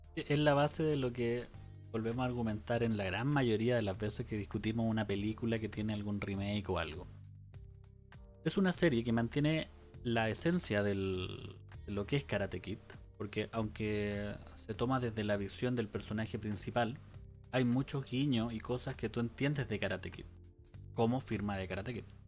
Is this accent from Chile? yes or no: yes; Chile; soy chileno